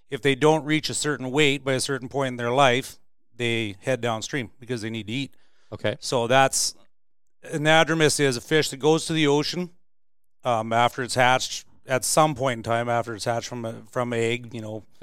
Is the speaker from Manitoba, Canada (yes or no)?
no; Prince George, British Columbia, Canada; born and raised in Prince George.